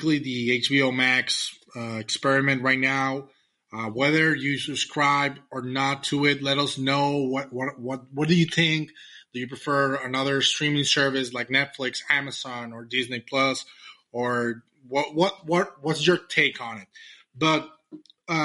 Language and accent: English; Mexico; English is a second language; I'm from Mexico. I'm Latino. And sometimes my pronunciation might get in the way.